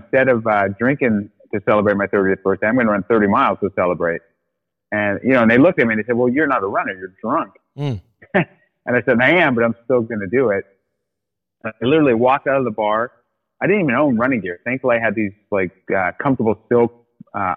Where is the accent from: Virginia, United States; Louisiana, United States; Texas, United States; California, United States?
California, United States; South Orange County, Southern; also born or lived in Australia; Born in Southern California. Yep, born in South Orange County.